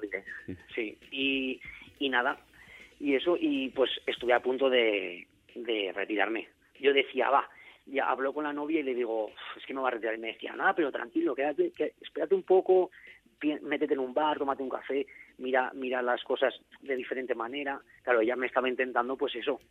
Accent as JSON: {"language": "Spanish", "town": "Zaragoza", "region": "Aragon", "country": "Spain", "said": "yo soy de Zaragoza, ya había llegado a Zaragoza"}